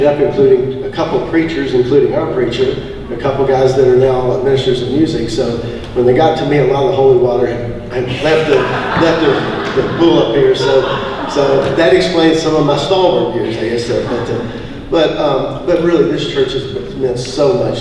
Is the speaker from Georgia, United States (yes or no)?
yes; Sandy Springs, Georgia, United States; born or raised there; also born or lived in Louisville, Kentucky